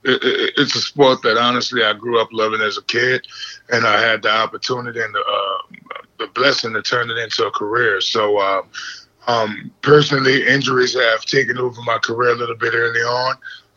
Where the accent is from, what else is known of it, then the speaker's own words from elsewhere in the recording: New Orleans, Louisiana, United States; now in Memphis, United States; I'm from New Orleans